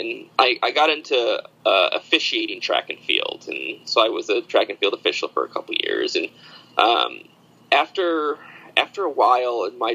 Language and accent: English; upstate New York, United States; born or raised there; moved away as an adult; also born or lived in Alfred, New York; now in Salem, United States